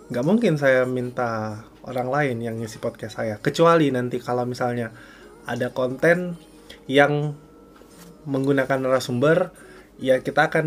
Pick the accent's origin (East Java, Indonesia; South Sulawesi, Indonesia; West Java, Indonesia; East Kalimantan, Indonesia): South Sulawesi, Indonesia; Makassar; Saya aja biar lebih ini biar lebih sopan soalnya saya dari Makassar. Jadi nggak terlalu tahu bahasa gue gue gitu